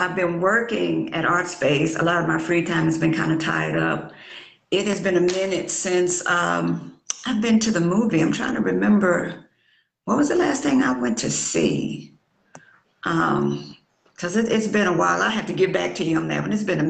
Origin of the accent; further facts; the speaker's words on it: Natchitoches, Louisiana, United States; now in Shreveport, United States; I'm actually from Natchitoches, Louisiana